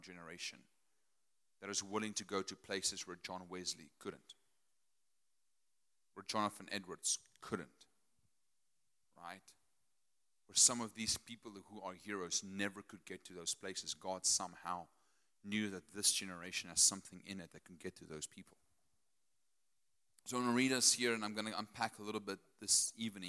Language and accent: English; Potchefstroom, North West, South Africa; I'm Afrikaner from Potchefstroom.